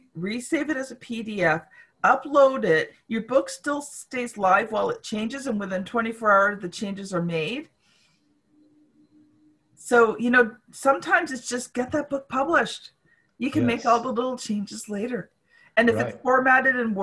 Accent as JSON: {"language": "English", "country": "Canada", "said": "as a Canadian"}